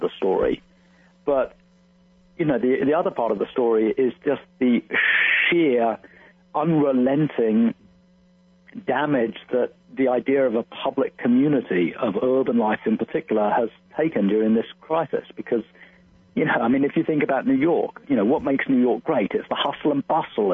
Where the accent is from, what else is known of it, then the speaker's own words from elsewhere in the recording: London, United Kingdom; moved away; I'm from London originally. And so, you know, I have my childhood friends still live in London.